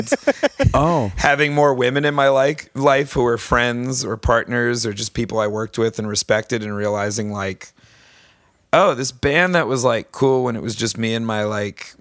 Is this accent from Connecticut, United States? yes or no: yes; East Lyme, Connecticut, United States; I grew up in East Lyme, southeastern Connecticut